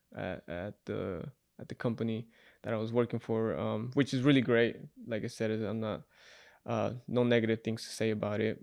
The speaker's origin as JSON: {"language": "English", "region": "Utah", "country": "United States", "also_born_or_lived": "Salt Lake City, Utah / Ogden, Utah / Moab, Utah", "moved": "as an adult", "lives_now": "Las Vegas, United States", "said": "I'm from Utah"}